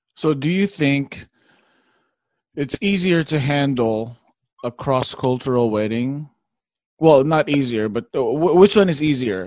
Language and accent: English; Philippines; I'm Filipino.